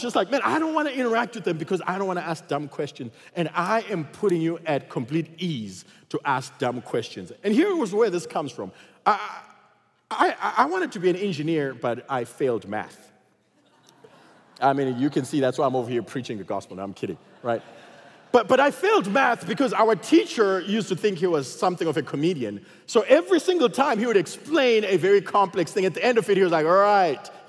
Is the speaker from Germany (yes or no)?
no; Zimbabwe; also born or lived in Texas; now in United States; I come from Zimbabwe, and everybody in Zimbabwe looks like me, okay? So there was no diversity there